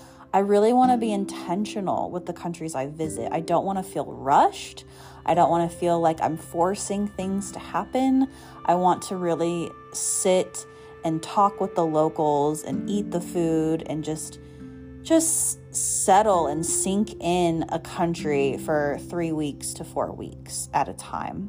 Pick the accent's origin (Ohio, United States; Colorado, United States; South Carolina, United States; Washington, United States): Colorado, United States; moved away as an adult; also born or lived in California; I grew up in Colorado